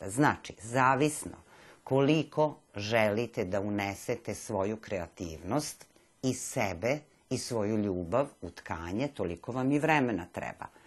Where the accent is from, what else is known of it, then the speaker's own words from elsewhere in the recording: Serbia; kod nas u Srbiji nema još toga.